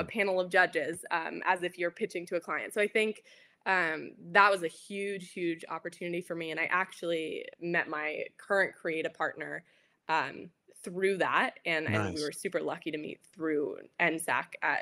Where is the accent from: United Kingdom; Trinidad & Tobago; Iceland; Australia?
Australia; moved away; I'm originally from Australia